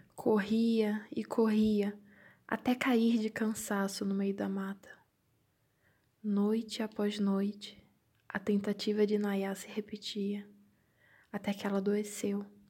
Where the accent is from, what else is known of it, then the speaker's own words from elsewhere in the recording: Brazil; now in Braga, Portugal; sou brasileira